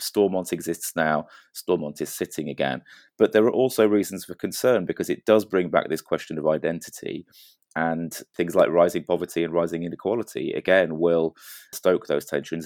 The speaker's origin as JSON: {"language": "English", "region": "England", "country": "United Kingdom", "said": "speaking as an Englishman"}